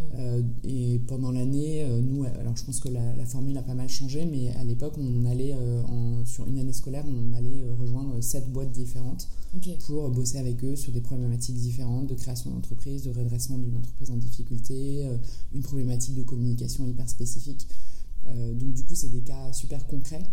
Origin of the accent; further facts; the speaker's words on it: France; also born or lived in San Francisco, United States; je suis née en France et j'ai grandi en France. j'ai passé une partie de mon enfance à San Francisco